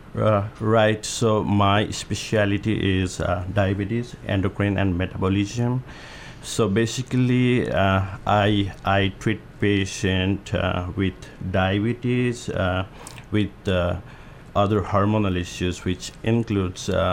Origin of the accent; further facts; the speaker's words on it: Nepal; also born or lived in Omaha, Nebraska; now in Hermiston, United States; I'm from Nepal, so we do have hills, mountain over there.